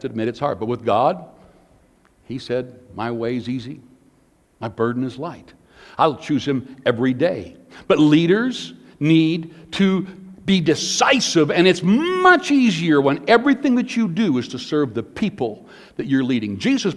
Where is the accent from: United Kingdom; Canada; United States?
Canada; Porcupine Plains, Saskatchewan; Us Canadians, I'm Canadian, born in Canada, Porcupine Plains, Saskatchewan, so I'm as Canadian as anybody.